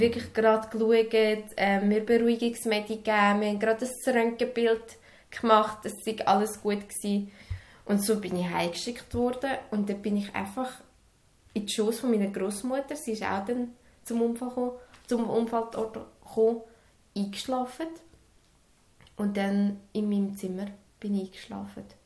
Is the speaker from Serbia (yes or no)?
yes; Serbia; moved away; in meinem Heimatland